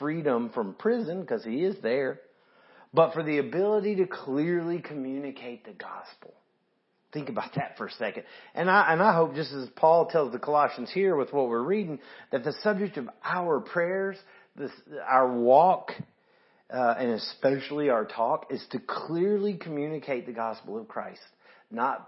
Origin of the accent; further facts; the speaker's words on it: the South, United States; I'm from the South